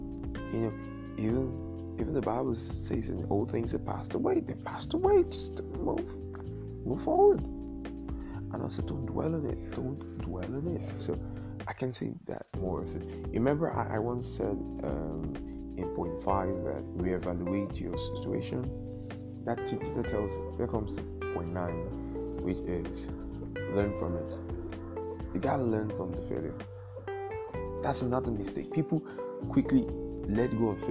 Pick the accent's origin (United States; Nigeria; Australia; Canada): Nigeria; being Nigerian